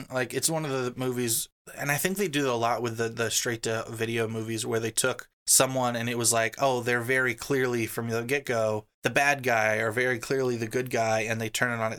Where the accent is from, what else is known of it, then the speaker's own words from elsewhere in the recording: New Orleans, Louisiana, United States; I'm from New Orleans, and it's just like a little too much.